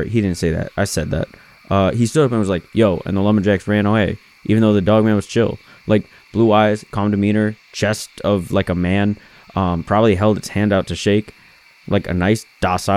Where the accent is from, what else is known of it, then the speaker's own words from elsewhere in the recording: Michigan, United States; I'm from Michigan